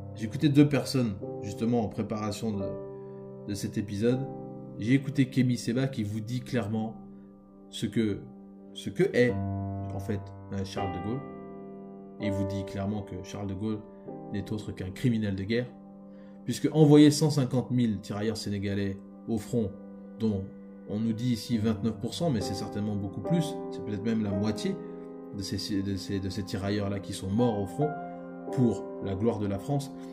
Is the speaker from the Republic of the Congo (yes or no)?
yes; Republic of the Congo; nous sommes Congolais, que nous vivons dans un pays souverain, que nous vivons euh, dans un pays qui nous appartient